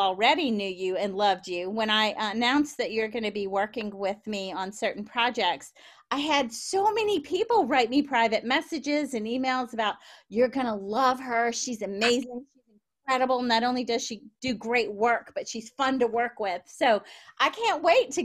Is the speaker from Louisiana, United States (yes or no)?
yes; Baton Rouge, Louisiana, United States; also born or lived in New Orleans, United States; now in San Francisco Bay Area, United States; I was born in New Orleans and raised in Baton Rouge, and now I live in San Francisco Bay Area